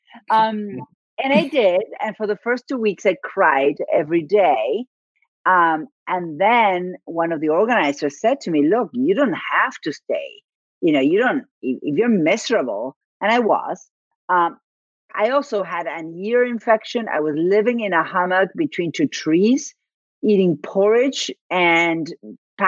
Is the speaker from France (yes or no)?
no; Argentina; first language Spanish; English is a second language; moved away; I am from Argentina, so my first language is Spanish